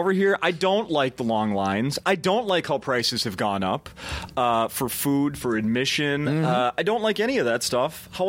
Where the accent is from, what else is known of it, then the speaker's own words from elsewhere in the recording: Minnesota, United States; me, born and raised in Minnesota